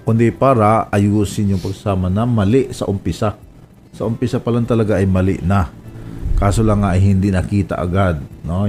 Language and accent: Tagalog; Romblon, Mimaropa, Philippines; moved away; Sa amin sa Romblon